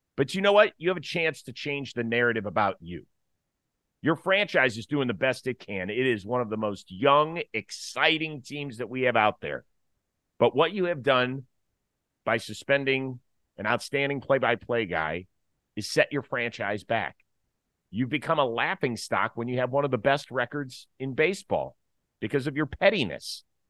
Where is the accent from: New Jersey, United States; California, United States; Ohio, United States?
Ohio, United States; Cleveland; my hometown of Cleveland, Ohio